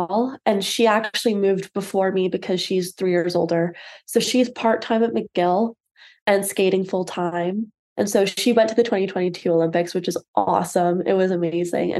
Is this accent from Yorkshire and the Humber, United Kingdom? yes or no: no; London, United Kingdom; moved away; I grew up in London